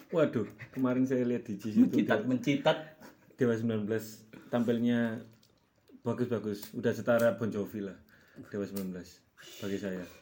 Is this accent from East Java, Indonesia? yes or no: yes; Lumajang, East Java, Indonesia; Saya berasal dari Lumajang